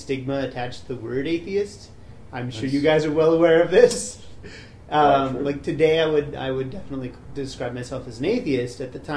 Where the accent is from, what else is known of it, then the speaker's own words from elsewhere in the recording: Midvale, Utah, United States; I grew up in Midvale, so up south